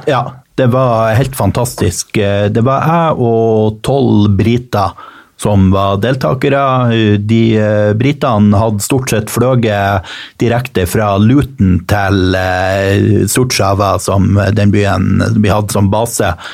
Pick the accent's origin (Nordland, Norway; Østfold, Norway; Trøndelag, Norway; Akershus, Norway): Nordland, Norway; Mo i Rana; moved away; det er i utkanten av Rana kommune. Og denne hjembygda mi